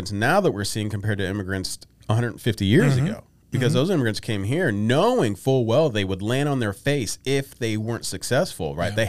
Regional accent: San Francisco, California, United States; I, am from San Francisco, but you know, I was stationed down in like Camp Pendleton

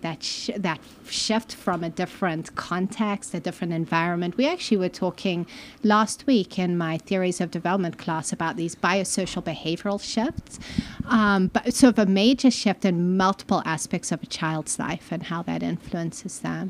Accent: Malawi; moved away as an adult; also born or lived in Zimbabwe; now in United States; I grew up in Malawi mostly, Southern Africa, and it's subtropical

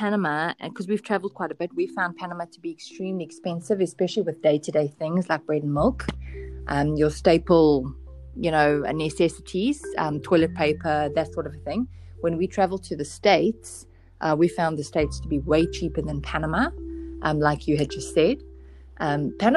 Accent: South Africa; moved away; from South Africa.

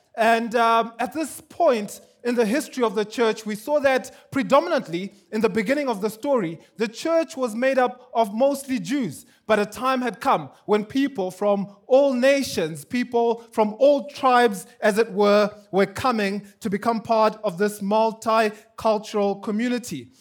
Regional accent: Zimbabwe; now in Kenya; I'm from Zimbabwe

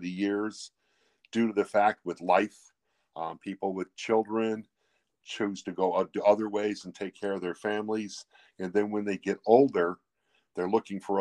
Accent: Hebron, Indiana, United States; I'm from Hebron, Indiana.

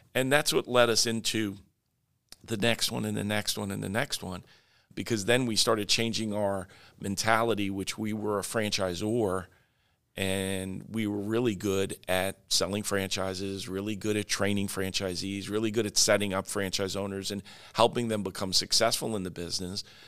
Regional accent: Oyster Bay, New York, United States; now in Florida, United States; I was in Long Island, in New York, um, in Oyster Bay, which is my hometown

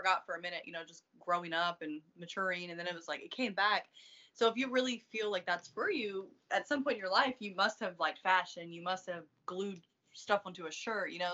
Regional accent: East Coast, United States; moved away as an adult; I'm from the East Coast

